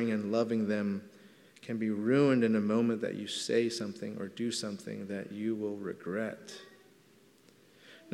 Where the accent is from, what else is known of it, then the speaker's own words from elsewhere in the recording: Los Angeles, California, United States; I grew up in Elysian Park in Los Angeles, right by Dodger Stadium